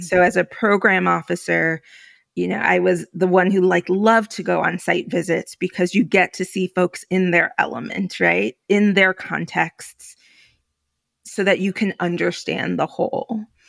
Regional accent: New York City, New York, United States; also born or lived in Philadelphia / Alaska / Puerto Rico; I'm Puerto Rican, I'm from New York

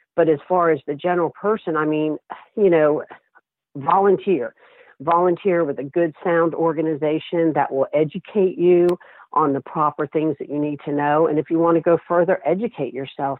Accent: St. Petersburg, Florida, United States; moved away; I had been in St. Pete, my hometown

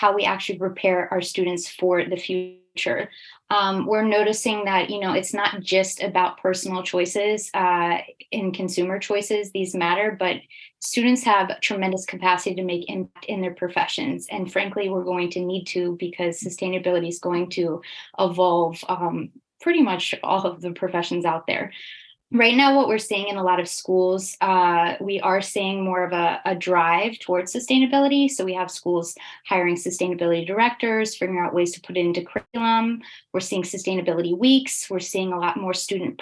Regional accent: United States; now in Switzerland; I'm American, but I'm based in Switzerland.

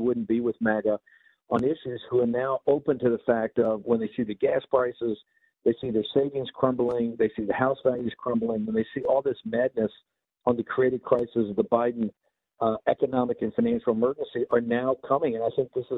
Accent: Richmond, Virginia, United States; I come from Richmond, Virginia. That's my hometown.

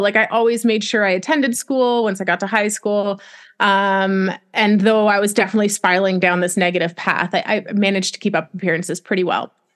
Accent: Canada; moved away as an adult; also born or lived in Wyoming; I'm Canadian

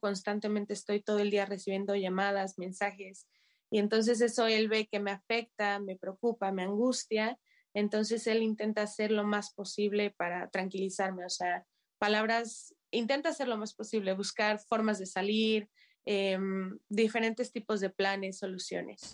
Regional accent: Mexico; moved away as an adult; now in Kyiv, Ukraine; como mexicana, como foráneo

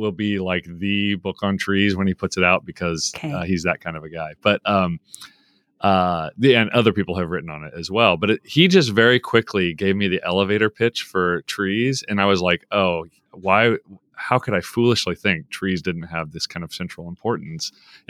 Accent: Tulsa, Oklahoma, United States; I'm from Tulsa, so I know Broken Arrow and Broken Bow and Nowata.

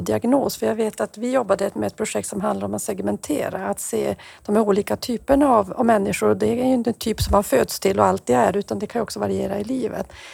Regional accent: Norrbotten County, Sweden; mitt hemlän i Haparanda

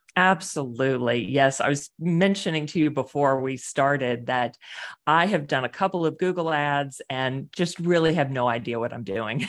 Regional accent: Houston, Texas, United States; also born or lived in Boston / Wilmington, North Carolina / Querétaro, Mexico; now in Pittsburgh, United States; I'm from Houston, Texas

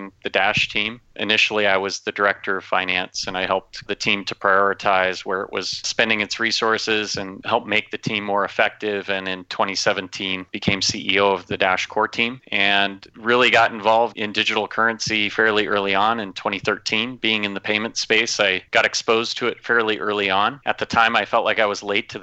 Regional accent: Minnesota, United States; moved away; I grew up in Minnesota

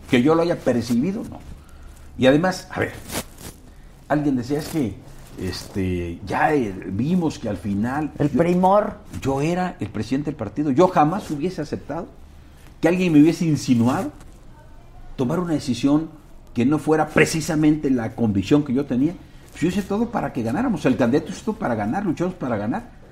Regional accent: Acapulco, Guerrero, Mexico; juego fútbol cuando voy a mi tierra, Acapulco, cascareo con mis cuates

